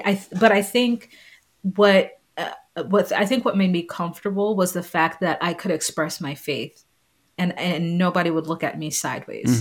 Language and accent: English; New York City, New York, United States; moved away as an adult; also born or lived in Long Island, New York / Notre Dame, Indiana; I grew up in Staten Island, New York. Um, I was born in Long Island, moved to Staten Island when I was three years old